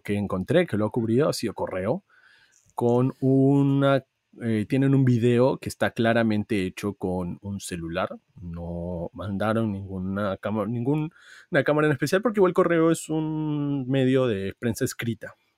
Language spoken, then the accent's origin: Spanish; Peru; como peruanos hemos tenido que votar el día de hoy